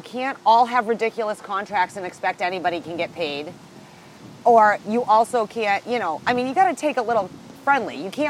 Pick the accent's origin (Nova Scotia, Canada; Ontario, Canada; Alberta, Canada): Nova Scotia, Canada; All I could think is the Maritimes. I'm actually from Nova Scotia.